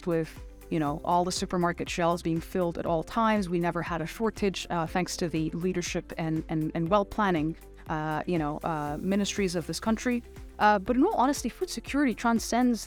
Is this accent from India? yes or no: no; Abu Dhabi, United Arab Emirates; moved away as an adult; also born or lived in Chicago, United States; I was born and raised in Abu Dhabi. So Abu Dhabi is really my hometown.